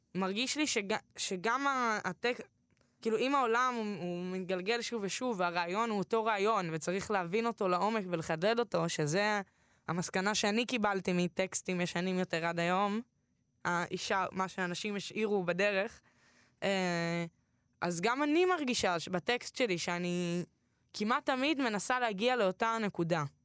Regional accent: Tel Aviv, Tel Aviv District, Israel; אני גדלתי בתל אביב

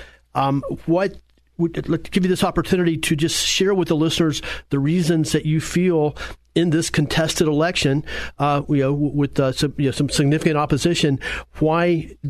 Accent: Orange County, Florida, United States; moved away; as a speaking of a citizen resident of Orange County and somebody who was, you know, born and raised in Orange County, moved away for a while, but, you know, I'm back, of course, now

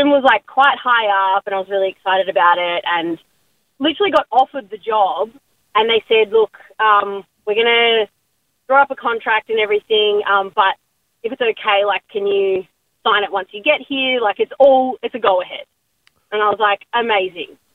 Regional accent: Adelaide, South Australia, Australia; I'm from Adelaide

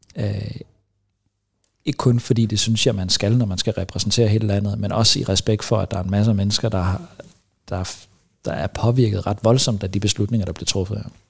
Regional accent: Vejlby, Denmark; jeg er fra Vejlby

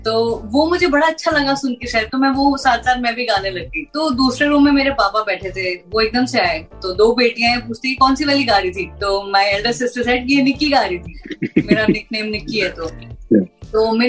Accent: Punjab, India; क्योंकि मैं पंजाबी हूँ मैं सरदारनी हूँ

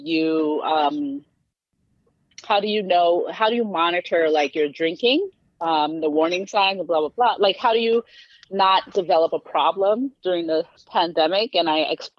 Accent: New York City, New York, United States; also born or lived in Philadelphia; I've lived in various neighborhoods, but my, the neighborhood I claim is Flatbush, Brooklyn

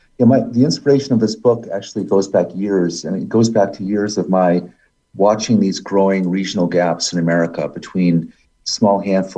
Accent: Pittsfield, Massachusetts, United States; growing up in Pittsfield in western Massachusetts, 2.5 hours west of Boston, right on the New York line. Used to be a very, very prosperous middle-class city fueled by General Electric, which had a big presence there in Pittsfield.

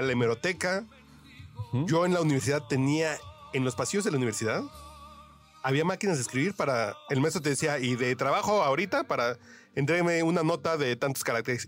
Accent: Mexico City, Mexico; soy bien chilango, soy tacubaya

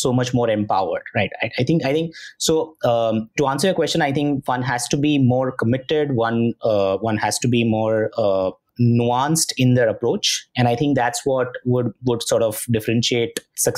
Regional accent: India; we as Indians, Indian consumers

